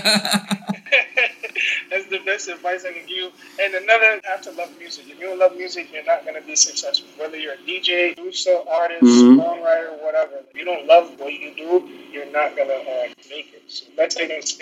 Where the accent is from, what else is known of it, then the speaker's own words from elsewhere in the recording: New York City, New York, United States; also born or lived in Jamaica; Born and raised in the Bronx. Family, they all from Jamaica, so you know, back and forth